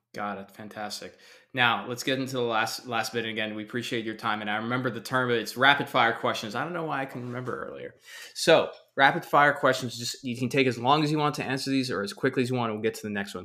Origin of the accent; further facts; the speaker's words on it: Texas, United States; now in Southern California, United States; I'm a guy from Texas